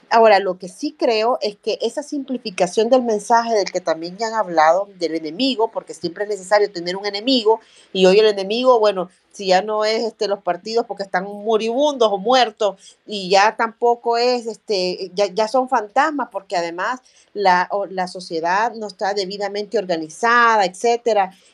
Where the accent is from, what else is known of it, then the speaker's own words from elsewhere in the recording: El Salvador; son cosas que nosotros debiéramos conocer como salvadoreños, como, como ciudadanos y ciudadanas de este país